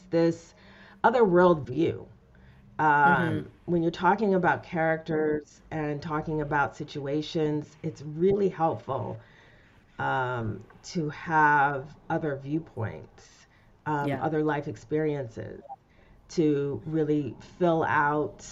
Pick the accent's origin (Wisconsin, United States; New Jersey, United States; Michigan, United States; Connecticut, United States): Michigan, United States; Detroit; I'm from Detroit originally